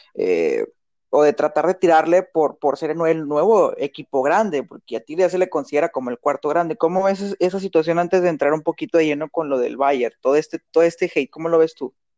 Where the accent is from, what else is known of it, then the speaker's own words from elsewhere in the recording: Monterrey, Nuevo León, Mexico; nosotros pues somos de Monterrey